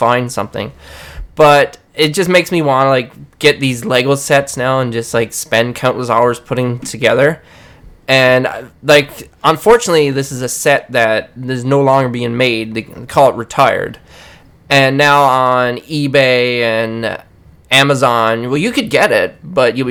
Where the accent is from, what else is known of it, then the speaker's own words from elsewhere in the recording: Newfoundland and Labrador, Canada; I'm from Newfoundland.